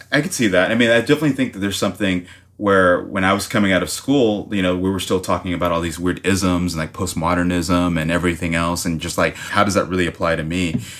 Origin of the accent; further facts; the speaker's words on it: Miami, Florida, United States; I'm from Miami, Florida, so I started off, uh, going to art school, like, in fifth grade